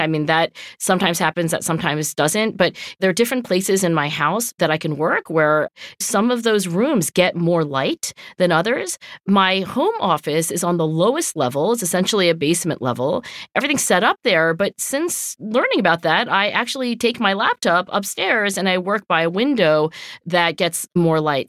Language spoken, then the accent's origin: English; Cherry Hill, New Jersey, United States; growing up in Cherry Hill, New Jersey